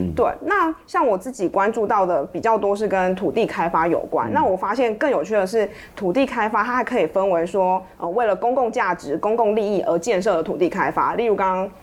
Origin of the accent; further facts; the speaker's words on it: Pingtung County, Taiwan; 我本身也是屏东人